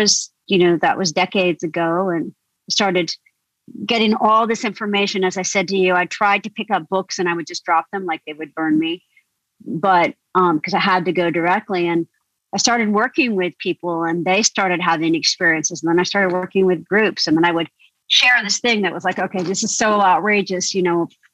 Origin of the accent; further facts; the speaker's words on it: rural Indiana, United States; moved away as an adult; also born or lived in Deep South; this is rural Indiana and I was different anyway, because I'm half Indian, half English